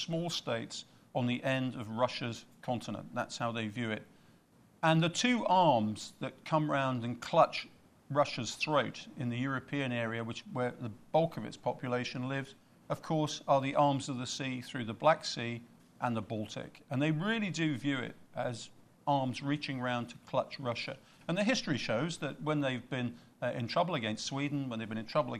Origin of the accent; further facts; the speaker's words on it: United Kingdom; I'm Brit